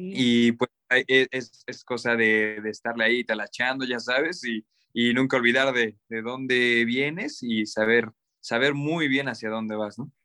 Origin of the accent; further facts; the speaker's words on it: Cuernavaca, Morelos, Mexico; moved away as an adult; now in Mexico City, Mexico; nosotros somos de Cuernavaca, Morelos